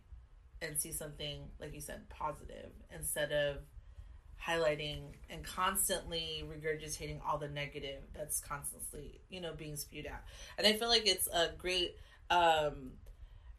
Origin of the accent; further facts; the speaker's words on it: Carson, California, United States; also born or lived in Wilmington; I left when we moved out when I was 5. So I claim Carson